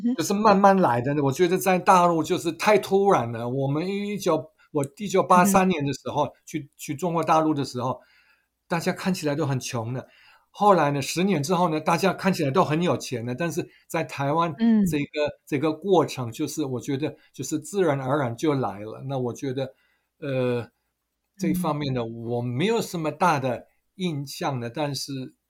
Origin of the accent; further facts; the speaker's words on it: Germany; Chinese is a second language; moved away as an adult; now in Taiwan; 我在德国长大的，所以我们满十八岁的时候有投票权的，那我们就，都是去投票的